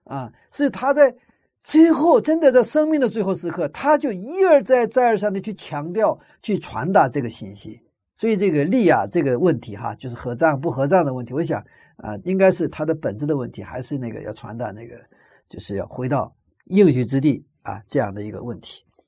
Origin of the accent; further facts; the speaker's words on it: China; 我们中国人的习惯